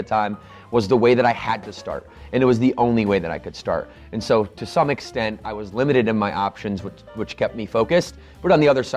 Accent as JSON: {"language": "English", "town": "Battle Creek", "region": "Michigan", "country": "United States", "tie": "born or raised there", "said": "I grew up in Battle Creek, Michigan"}